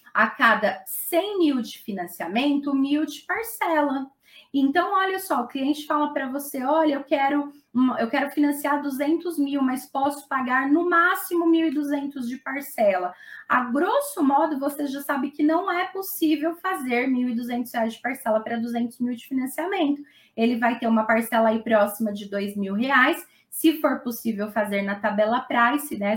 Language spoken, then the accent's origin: Portuguese; Mauá, São Paulo, Brazil; Aqui no, no ABC, eu sou de Mauá